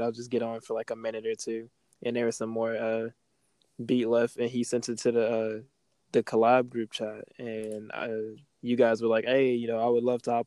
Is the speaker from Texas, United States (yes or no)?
yes; Texas, United States; I'm actually from Texas in America